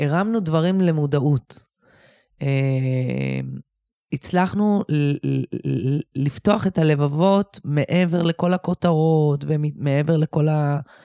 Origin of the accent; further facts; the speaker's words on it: Bat Yam, Tel Aviv District, Israel; אני גם גדלתי בבת ים